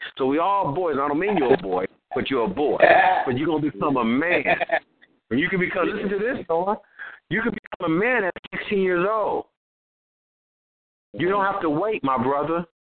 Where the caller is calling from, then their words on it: Los Angeles, California, United States; I'm coming live from South Central Los Angeles, Compton and Watts. Represent all that right there from the West Coast.